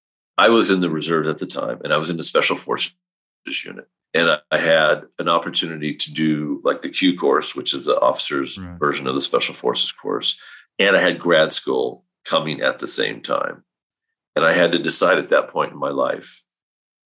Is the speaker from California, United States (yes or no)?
yes; Northern California, United States; I grew up in Northern California in a small little town, of like 4,000 people